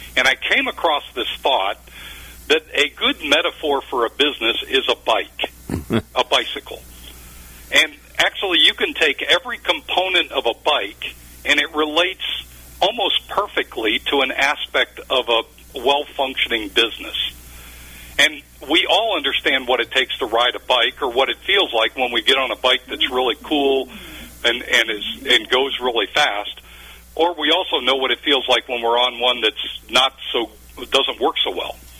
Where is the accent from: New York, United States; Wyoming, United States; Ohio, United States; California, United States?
Ohio, United States; Cleveland; also born or lived in Minnesota / Texas; now in Dallas, United States; I was raised in Ohio, believe it or not, near Cleveland. So I'm a you know I'm a Cleveland native, but reside today in eh, just north of Dallas.